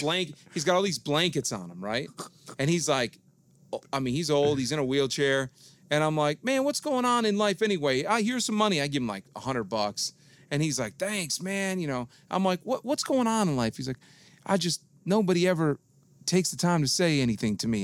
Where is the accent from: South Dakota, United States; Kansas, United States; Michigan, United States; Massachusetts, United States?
Michigan, United States; Detroit; moved away; I grew up in Detroit.